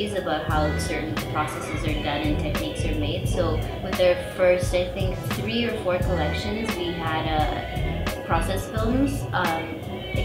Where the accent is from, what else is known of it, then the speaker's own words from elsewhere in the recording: Toronto, Ontario, Canada; moved away as an adult; also born or lived in Mumbai, India; now in Delhi, India; We grew up in Toronto, so we would had a very Toronto diverse experience